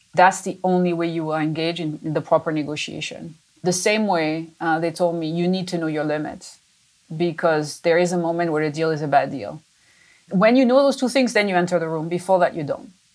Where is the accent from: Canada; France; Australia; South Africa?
France; moved away as an adult; now in United States; I was born in France. I'm a little French, French Italian to be specific, and uh, but I've been in the U.S. for many many years